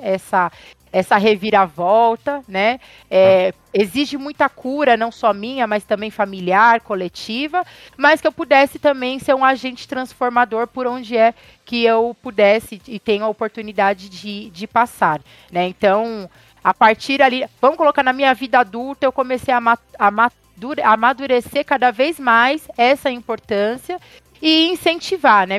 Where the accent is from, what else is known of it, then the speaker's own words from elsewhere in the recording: Francisco Morato, São Paulo, Brazil; cresci em Francisco Morato